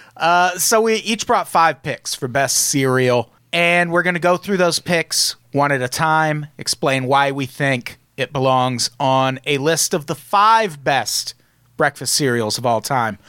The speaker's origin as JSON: {"language": "English", "town": "Peoria", "region": "Illinois", "country": "United States", "tie": "born or raised there", "said": "I grew up in Peoria"}